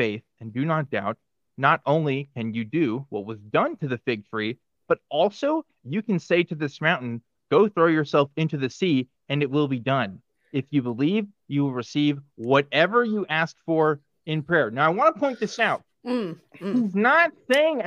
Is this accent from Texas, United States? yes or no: yes; Waco, Texas, United States; I grew up in Waco, Texas